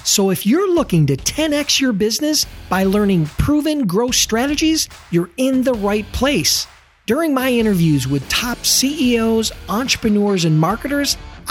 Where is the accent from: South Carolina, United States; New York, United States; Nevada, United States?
New York, United States; Buffalo; my hometown, Buffalo, New York.